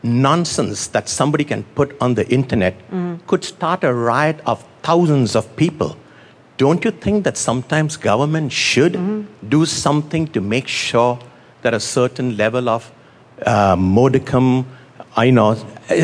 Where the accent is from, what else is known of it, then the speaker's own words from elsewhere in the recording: India; I was born in India